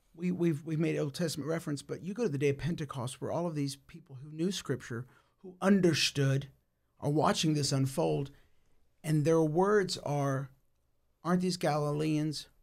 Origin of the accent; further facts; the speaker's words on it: United States; I was born in the United States